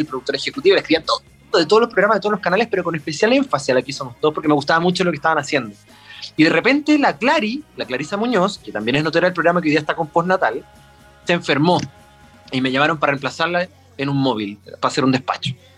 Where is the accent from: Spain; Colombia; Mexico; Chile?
Chile; Concepción, Biobío; moved away as an adult; now in Santiago, Chile; vivo a cuatro cuadras de acá porque toda mi vida crecí en Colo Colo, entre Barrio y Siempre viví ahí